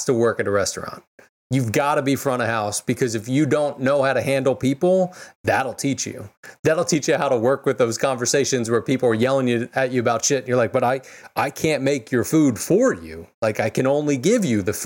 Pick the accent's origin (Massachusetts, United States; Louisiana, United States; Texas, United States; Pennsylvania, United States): Pennsylvania, United States; Philadelphia; moved away; I'm originally from Philly, so I bleed green